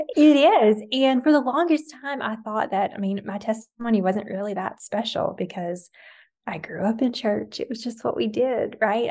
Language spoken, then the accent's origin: English; the South, United States; growing up in the South